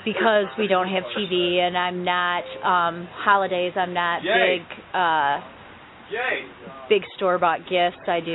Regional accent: Flushing, Michigan, United States; also born or lived in Flint, Michigan / New Lothrop, Michigan; I grew up in Flushing outside of Flint, but now I live in New Lothrop

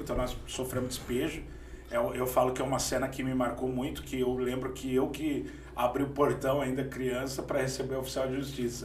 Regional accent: Campinas, São Paulo, Brazil; also born or lived in Sumaré; Eu nasci, eu nasci em Barão Geraldo, aqui em Campinas

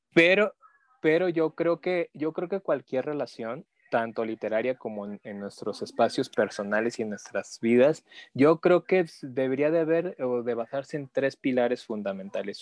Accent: Mexico; como mexicanos

